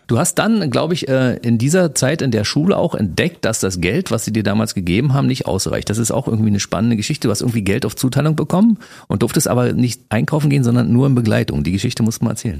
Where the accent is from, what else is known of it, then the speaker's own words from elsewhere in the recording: Berlin, Germany; Ich als Kaulsdorfer, wir haben ja. um die Ecke gewohnt